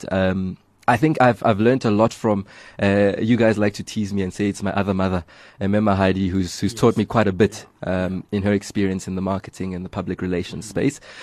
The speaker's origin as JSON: {"language": "English", "country": "South Africa", "said": "as South African youth"}